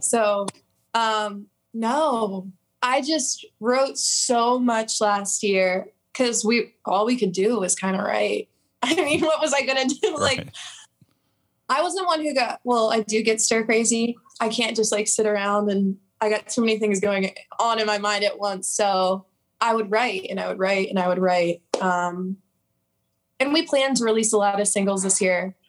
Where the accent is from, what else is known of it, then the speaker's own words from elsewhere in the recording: Pennsylvania, United States; I'm about an hour from Philly, a little small town